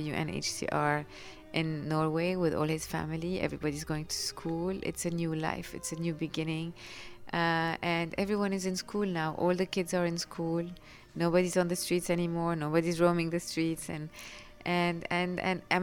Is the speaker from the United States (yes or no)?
no; Lebanon; We come from Lebanon